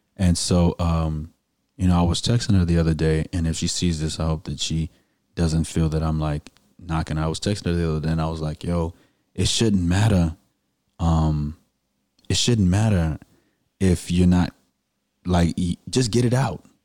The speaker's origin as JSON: {"language": "English", "town": "Houston", "region": "Texas", "country": "United States", "said": "I'm from the Southwest and I went to Booker T. Washington. We the real Eagles in Houston, Texas."}